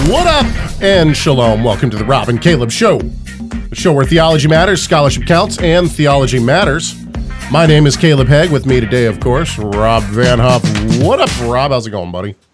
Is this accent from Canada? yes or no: yes; Canada; Trust me, I'm a Canadian here.